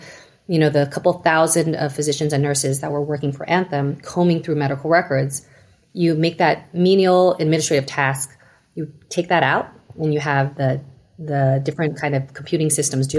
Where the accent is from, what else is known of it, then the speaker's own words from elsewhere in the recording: Taiwan; now in United States; I'm Taiwanese, and so I came from Taiwan, and we had very easy access to any kind of care throughout the country.